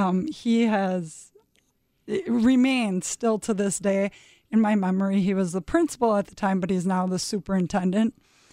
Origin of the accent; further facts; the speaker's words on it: Green Bay, Wisconsin, United States; Yeah, I grew up in Green Bay, Wisconsin, went to Southwest High School.